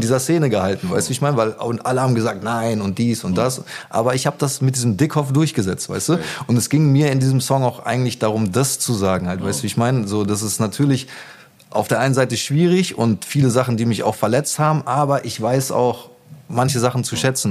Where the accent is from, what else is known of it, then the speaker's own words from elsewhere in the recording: Gütersloh, North Rhine-Westphalia, Germany; moved away as an adult; also born or lived in Hamburg; now in Berlin, Germany; ich bin in Gütersloh geboren und mhm. da auch aufgewachsen